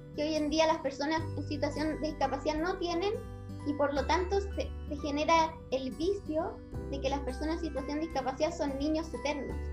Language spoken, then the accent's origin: Spanish; Chile; Chile somos una sociedad latinoamericana